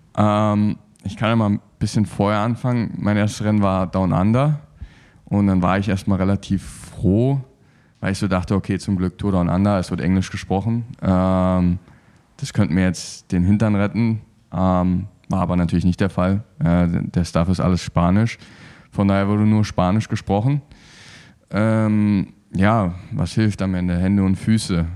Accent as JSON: {"language": "German", "region": "Berlin", "country": "Germany", "also_born_or_lived": "Cottbus / Erzgebirge", "moved": "yes", "lives_now": "Cologne, Germany", "said": "ursprünglich komme ich aus Berlin."}